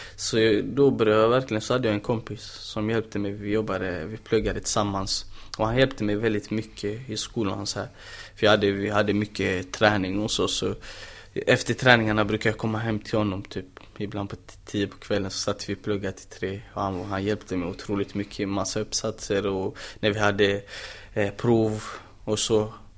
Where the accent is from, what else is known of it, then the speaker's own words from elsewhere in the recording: Gothenburg, Västra Götaland, Sweden; moved away as an adult; now in Malmö, Sweden; jag är fortfarande brorsan från Angered